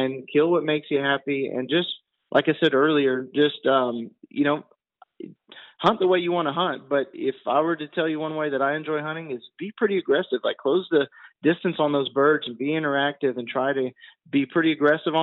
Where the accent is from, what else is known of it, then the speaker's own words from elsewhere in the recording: the South, United States; we are from the South, we say hunting, so it's the hunting, no G on in the hunting